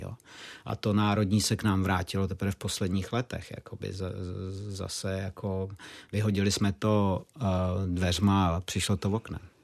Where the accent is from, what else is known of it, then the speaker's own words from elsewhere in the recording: Moravia, Czechia; navíc jsem žil na Moravě